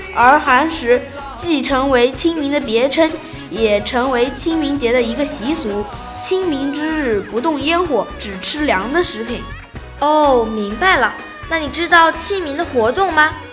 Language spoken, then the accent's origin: Chinese; China; 香港人民更是把我们大陆人当成强盗和流氓